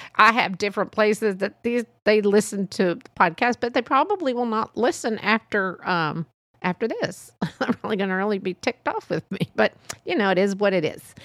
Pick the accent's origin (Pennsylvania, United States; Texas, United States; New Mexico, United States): Texas, United States; born or raised there